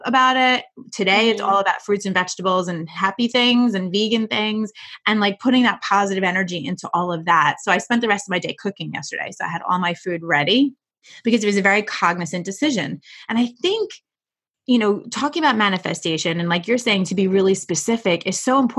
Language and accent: English; New York, United States; I am a New Yorker